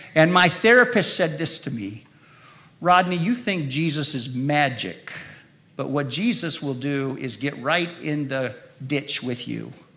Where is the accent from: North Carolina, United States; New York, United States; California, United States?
California, United States; Modesto; also born or lived in Salinas, California; I was born in Salinas, California, Monterey Bay Area five years old, we moved to Modesto